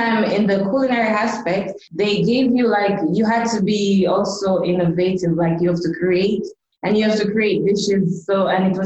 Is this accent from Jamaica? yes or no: yes; Jamaica; moved away as an adult; also born or lived in Dubai; I am originally from Jamaica. Growing up in Jamaica was really fun